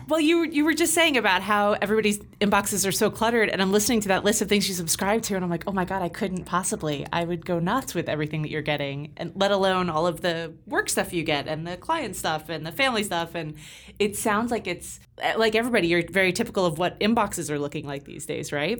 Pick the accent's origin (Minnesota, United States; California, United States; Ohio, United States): California, United States; moved away; I'm from California